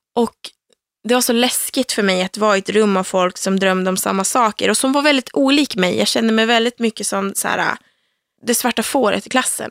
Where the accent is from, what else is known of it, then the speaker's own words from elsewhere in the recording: Söderhamn, Gävleborg County, Sweden; moved away; Jag kommer från Söderhamn som är en liten stad i södra Norrland